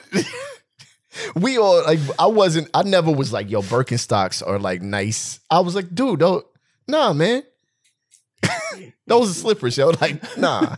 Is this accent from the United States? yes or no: yes; West Covina, California, United States; I grew up in West Covina. I might as well be from here.